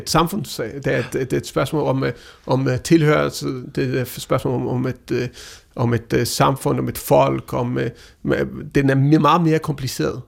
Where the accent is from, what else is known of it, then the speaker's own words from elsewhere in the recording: Denmark; Danmark, øh, vores land, vi anser os selv som danskere